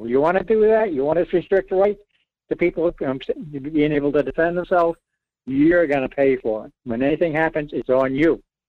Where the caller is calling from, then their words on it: Rhode Island, United States; Well, Michael … in Rhode Island.